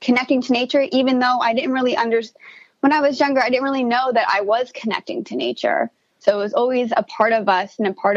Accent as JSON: {"language": "English", "town": "Princeton", "region": "New Jersey", "country": "United States", "tie": "born or raised there", "said": "I was born in New Jersey around the Princeton area, and I actually grew up on a farm"}